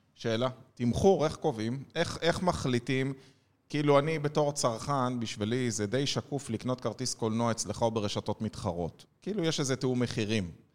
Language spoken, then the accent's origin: Hebrew; Ness Ziona, Central District, Israel; אני יליד נס ציונה